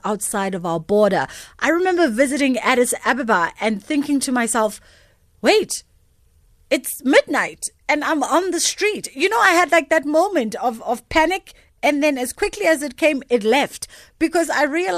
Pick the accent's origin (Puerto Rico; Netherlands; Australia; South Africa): South Africa; especially as South African women